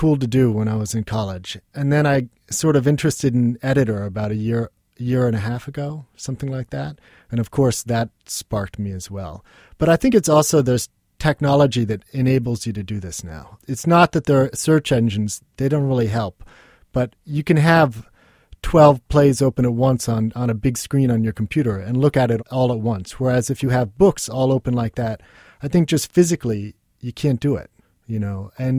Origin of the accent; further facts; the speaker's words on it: New York City, New York, United States; You know, I grew up with artists in New York City